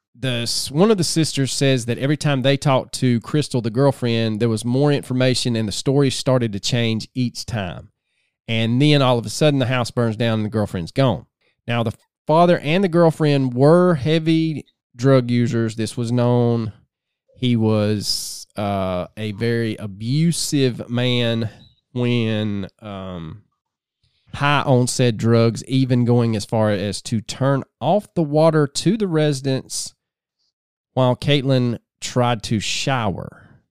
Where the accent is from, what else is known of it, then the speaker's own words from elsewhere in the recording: the South, United States; growing up in the South